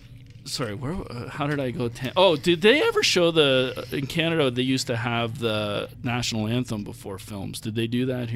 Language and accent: English; New York, United States; I can't remember ever really thinking maybe the Buffalo Sabres, because I grew up near Buffalo, would be the second team.